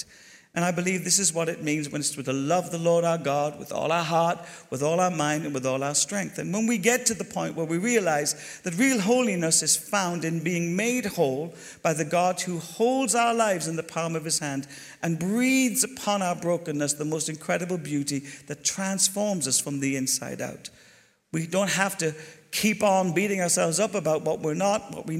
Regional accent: Ireland; moved away; also born or lived in Glasgow / Bristol; I'm Irish

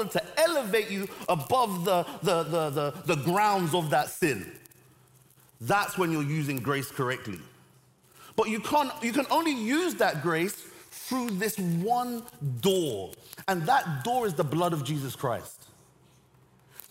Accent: Nigeria; now in London, United Kingdom; I'm Nigerian. My parents were. I was born in Nigeria. I have a Nigerian passport

